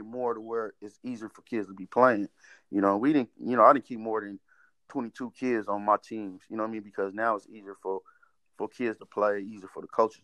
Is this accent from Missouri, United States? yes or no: no; Fresno, California, United States; growing up in Southwest Fresno